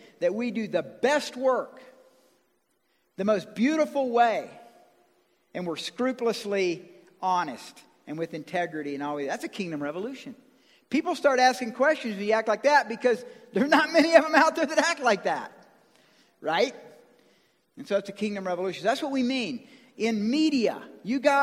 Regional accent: Georgia, United States; I'm from Georgia

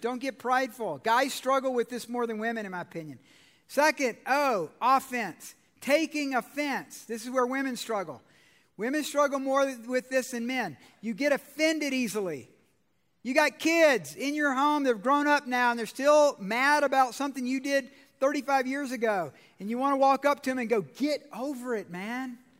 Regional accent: Georgia, United States; I'm from Georgia

